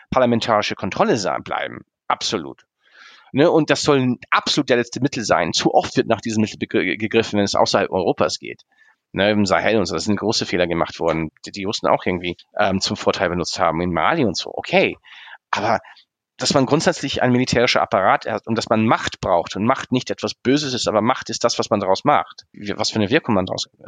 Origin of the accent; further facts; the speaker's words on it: Germany; Ich bin hier in Deutschland aufgewachsen, aber ich, ich, ich habe vieles, bin auch hier stark sozialisiert.